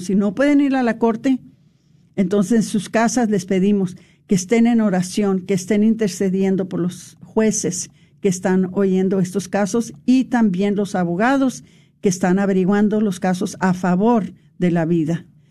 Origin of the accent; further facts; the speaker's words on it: Mexico; para nosotros como los mexicanos